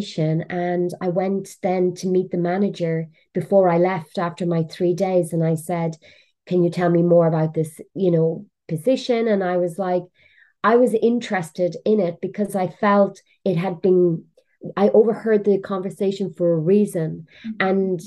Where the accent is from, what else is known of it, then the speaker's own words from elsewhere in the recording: Cork, Munster, Ireland; moved away; also born or lived in London, England / Portugal; I'm from Cork in Ireland